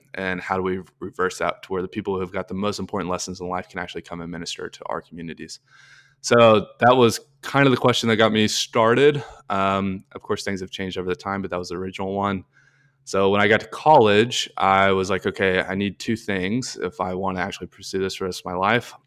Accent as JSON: {"language": "English", "region": "Arkansas", "country": "United States", "moved": "yes", "said": "I'm from Arkansas originally, went to the University of Arkansas"}